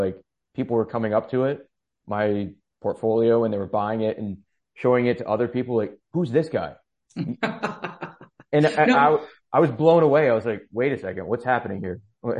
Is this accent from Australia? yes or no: no; New York, United States; Upstate New York.